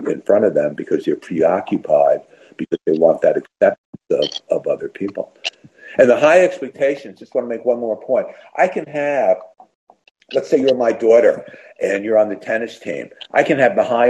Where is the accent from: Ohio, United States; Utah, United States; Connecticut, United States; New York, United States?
Connecticut, United States; Westport; my hometown of Westport, Connecticut